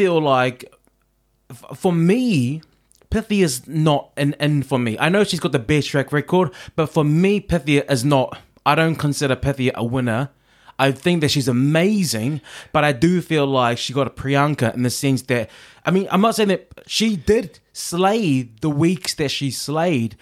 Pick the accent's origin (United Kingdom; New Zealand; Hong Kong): New Zealand; I'm a Kiwi